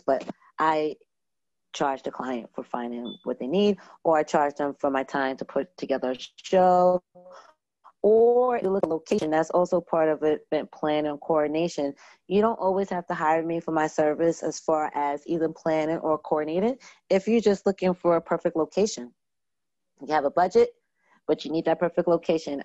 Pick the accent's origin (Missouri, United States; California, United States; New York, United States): New York, United States; Long Island; also born or lived in Brooklyn, New York; I was born in Brooklyn and um, raised on, went to school in Long Island, New York.